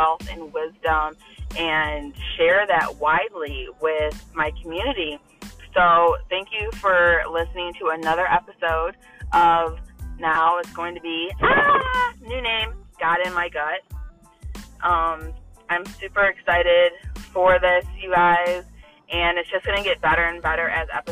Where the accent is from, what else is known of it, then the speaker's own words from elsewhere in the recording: Toledo, Ohio, United States; now in Holland, Ohio, United States; I grew up in Toledo